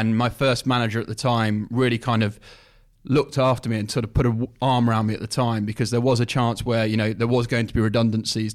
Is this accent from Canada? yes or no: no; Leicestershire, East Midlands, United Kingdom; I'm from Leicester Shire originally